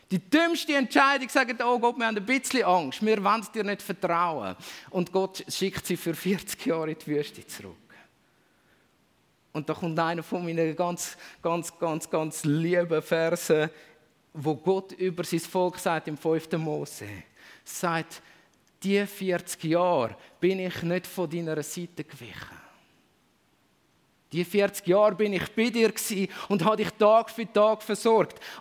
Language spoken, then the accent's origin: German; Switzerland; als Schweizer vielleicht nochmal da ein extra Wort dazu